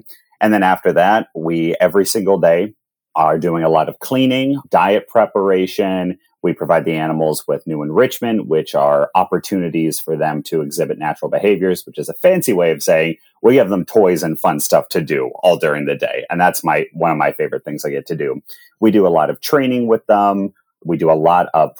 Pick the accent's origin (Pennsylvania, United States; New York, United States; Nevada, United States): Pennsylvania, United States; Pittsburgh; moved away as an adult; now in Columbus, United States; I grew up in Pittsburgh, Pennsylvania